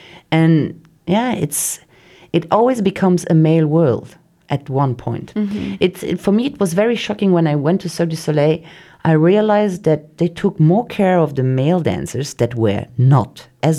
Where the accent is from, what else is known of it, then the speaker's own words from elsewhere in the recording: Luxembourg; because the Luxembourgish artist, if you say wherever you are, oh, I'm from Luxembourg, they're like, in the artistic world, they're like, wow, there are not only banks in Luxembourg, you know?